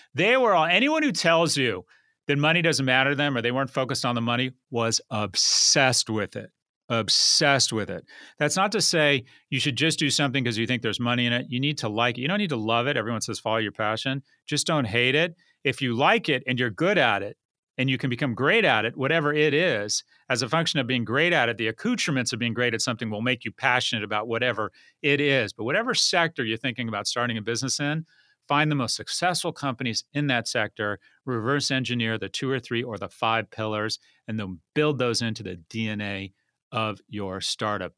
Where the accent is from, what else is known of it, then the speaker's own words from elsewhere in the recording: Los Angeles, California, United States; moved away as an adult; also born or lived in San Francisco / New York; I grew up in LA. I grew up in Westwood, went to UCLA.